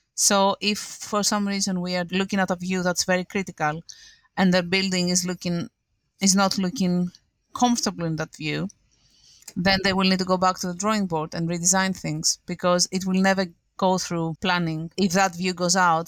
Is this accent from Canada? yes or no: no; Greece; moved away as an adult; now in London, United Kingdom; I'm from Greece